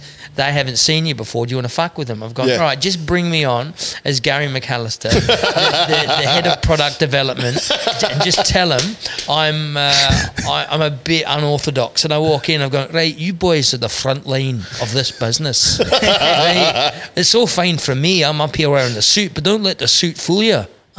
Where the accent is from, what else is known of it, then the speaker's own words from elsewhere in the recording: Scotland, United Kingdom; They go, and immediately they just trust that I can do the best Aussie accent any Scotsman has ever done on stage.